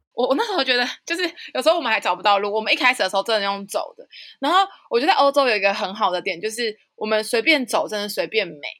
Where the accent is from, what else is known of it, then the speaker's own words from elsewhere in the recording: Nantou County, Taiwan; 来自南投的